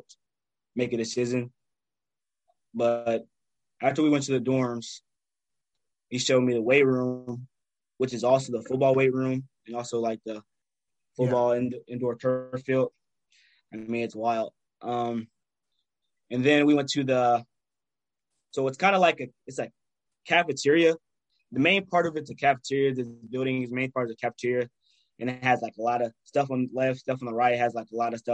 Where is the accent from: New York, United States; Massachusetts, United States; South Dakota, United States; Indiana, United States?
Indiana, United States; Lawrence; my hometown team, Oakland and Bombers